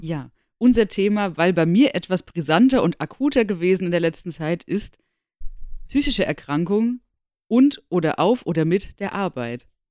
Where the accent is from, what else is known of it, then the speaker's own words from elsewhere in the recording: Darmstadt, Hesse, Germany; ich komme aus Darmstadt.